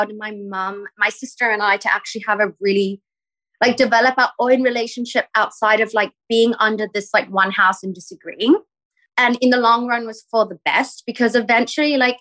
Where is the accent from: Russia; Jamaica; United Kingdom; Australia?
Australia; Perth, Western Australia; moved away as an adult; also born or lived in New York / Singapore; now in Los Angeles, United States; I grew up in Perth